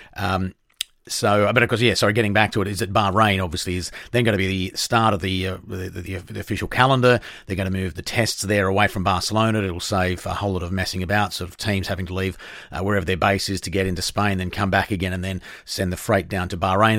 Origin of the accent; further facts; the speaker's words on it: Australia; as an Australian